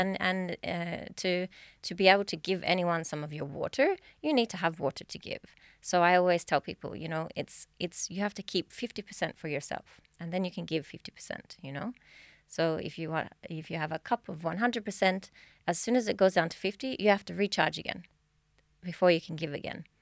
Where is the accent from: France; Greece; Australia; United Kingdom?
Australia; now in Sweden; I'm from Australia, if you didn't catch the accent.